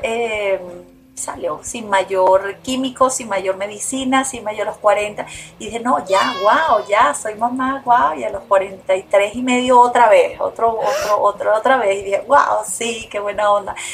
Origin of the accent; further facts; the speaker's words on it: Venezuela; moved away; Yo me fui hace 29 años de Venezuela